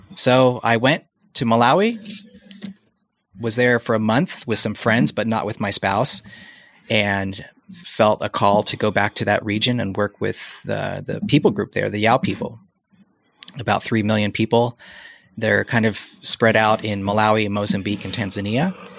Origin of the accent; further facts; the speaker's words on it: United States; moved away as an adult; now in Portland, United States; coming back to the States, which is my home country, but not a home country for my wife or my kids